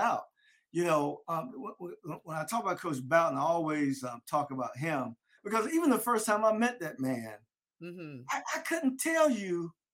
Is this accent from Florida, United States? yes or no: yes; Delray Beach, Florida, United States; as a kid growing up in Delray. We don't need no jackets in Delray